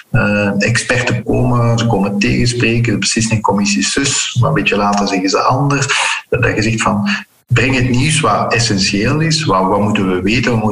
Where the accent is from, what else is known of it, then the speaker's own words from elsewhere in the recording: Flanders, Belgium; Eh, Vlamingen zijn trouwens heel verdraagzaam. wij zijn als Vlamingen ook nooit imperialistisch geweest.